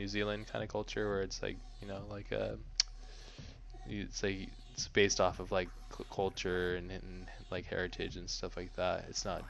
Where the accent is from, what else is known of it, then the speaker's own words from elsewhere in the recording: United States; I'm American